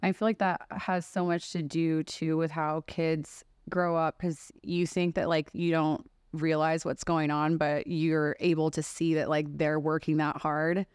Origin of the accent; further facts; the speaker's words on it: Texas, United States; moved away as an adult; now in Las Vegas, United States; growing up in Texas too, lends itself to that. Like I've been here for 12 years